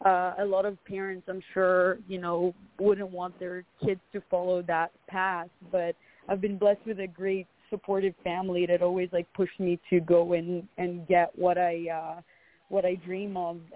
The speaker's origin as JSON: {"language": "English", "country": "Israel", "lives_now": "United States", "said": "especially from where I come from Israel, they're like, oh, you're going to go to America and, you know, and go to Hollywood and become an actress."}